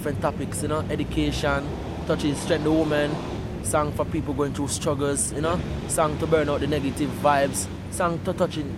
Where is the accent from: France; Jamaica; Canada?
Jamaica; Clarendon; also born or lived in Kingston, Jamaica / Portmore, St. Catherine, Jamaica; at the age of five, I went to the country, a place named Clarendon, where my mother and father lived there, you know. So go there. I know I was grow like a country boy